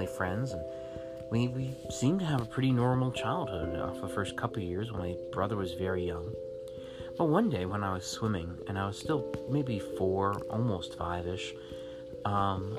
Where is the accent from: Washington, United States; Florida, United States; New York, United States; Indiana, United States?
Florida, United States; born or raised there; also born or lived in San Diego, California